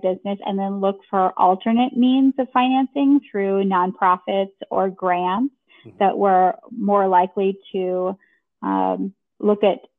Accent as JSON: {"language": "English", "town": "Grand Forks", "region": "North Dakota", "country": "United States", "moved": "yes", "lives_now": "Chicago, United States", "said": "I'm coming from Grand Forks, North Dakota, where there wasn't a single fashion designer"}